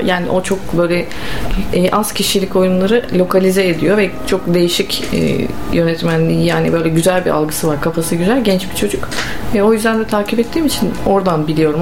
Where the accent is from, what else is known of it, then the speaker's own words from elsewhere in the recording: Ankara, Turkey; now in Bursa, Turkey; 1989 Ankara doğumluyum.